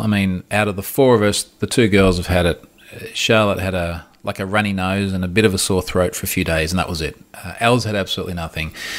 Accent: Australia; I'm Australian

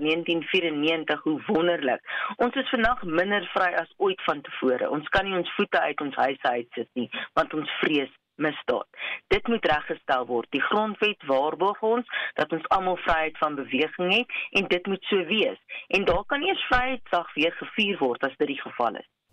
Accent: South Africa

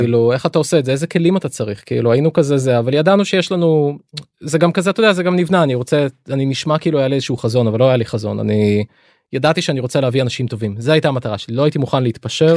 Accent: Lod, Central District, Israel; אני את הילדות שלי ביליתי בלוד

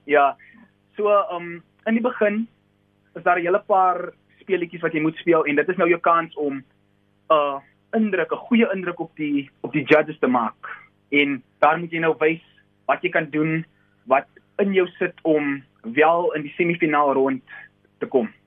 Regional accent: South Africa; Ek is van Kruifontein en ek is 'n tweedejaars student

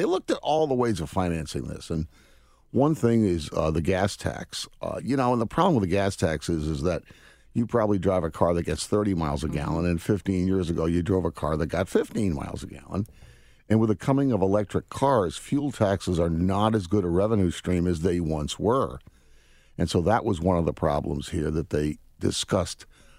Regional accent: Connecticut, United States; I grew up in Connecticut, so I understand how things work a little bit there. In fact, I graduated from Lewis Mills High School over in Burlington.

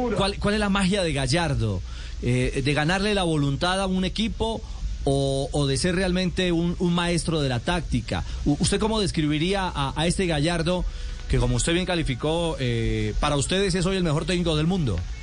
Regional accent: Colombia

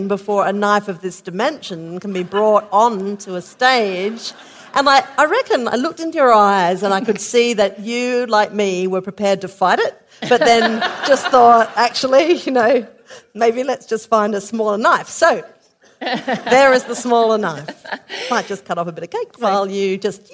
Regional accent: South Australia, Australia; I'm from South Australia.

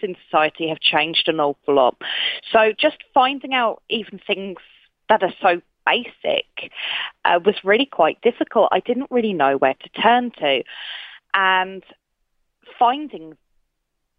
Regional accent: United Kingdom; moved away as an adult; now in Queensland, Australia; We're both from the United Kingdom

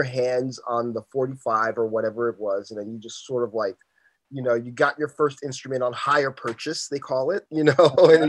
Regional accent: New York City, New York, United States; I grew up in the Briarwood, Jamaica area, sort of.

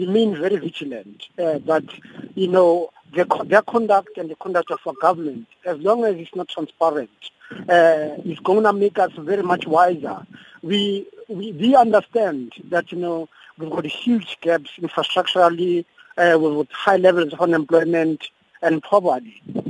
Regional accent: South Africa

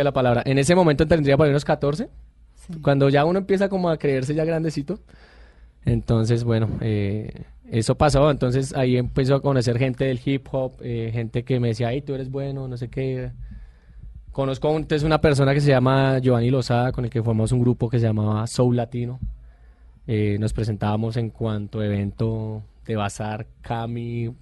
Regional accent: Bogotá, Bogotá Capital District, Colombia; also born or lived in Puerto López, Meta; nazco en un pueblo que se llama Puerto López Meta, pero me crié acá en Bogotá

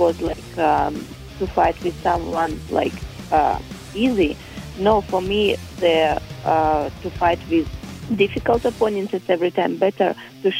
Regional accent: Kyrgyzstan; English is a second language; moved away as an adult; also born or lived in Thailand / Netherlands; now in Lima, Peru; I was born in Kyrgyzstan.

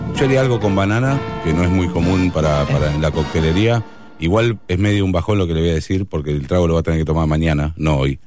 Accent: Pinamar, Buenos Aires Province, Argentina; soy de Pinamar, de Cariló, de la playa

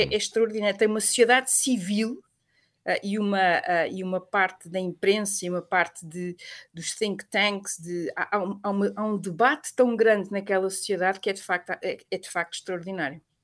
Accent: Portugal; nós portugueses

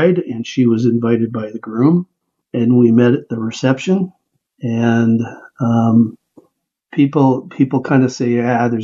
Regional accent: Canada; moved away as an adult; now in United States; I was and still am Canadian

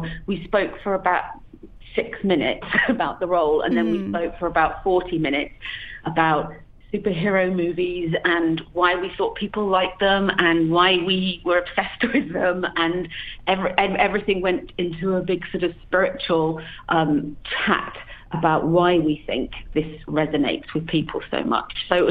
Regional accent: United Kingdom; accent: British; now in Los Angeles, United States; Yeah, I do. I live in Los Angeles. I've been here for about 14 years, and I can't lose my accent.

